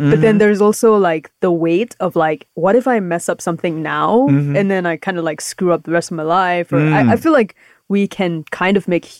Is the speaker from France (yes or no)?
no; Malaysia; moved away; also born or lived in United States